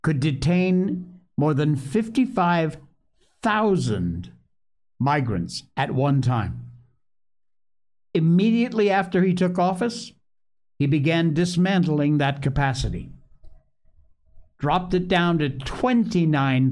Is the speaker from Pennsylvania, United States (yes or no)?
no; Cornwall, Connecticut, United States; the one I grew up in Cornwall, Connecticut. That was my hometown